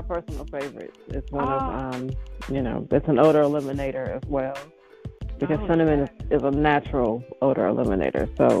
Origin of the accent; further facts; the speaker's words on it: Shreveport, Louisiana, United States; Oh, well, thank you. That's one of my favorites. I'm from the South, so that's one of my favorites.